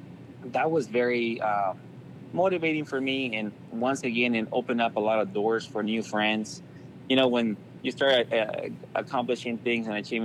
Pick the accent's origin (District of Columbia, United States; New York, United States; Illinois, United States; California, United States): California, United States; Anaheim; I grew up in Anaheim. We call it Anaheim, but it's Anaheim. There was just so much crime where I live.